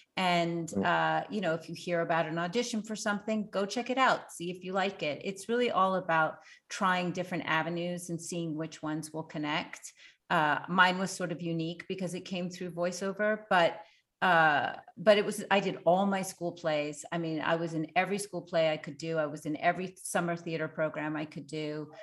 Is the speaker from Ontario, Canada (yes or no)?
no; Montreal, Quebec, Canada; I grew up in Montreal.